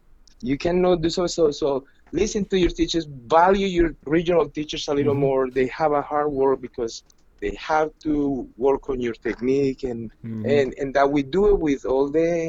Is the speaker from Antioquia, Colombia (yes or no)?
yes; Medellin, Antioquia, Colombia; English is a second language; I was semi-accepted the first time I went to Buenos Aires because I was from Medellin. I was Latin, and Medellin was a tango city.